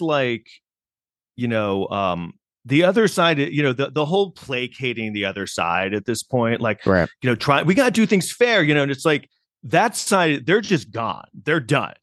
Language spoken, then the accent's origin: English; New York City, New York, United States; as a New Yorker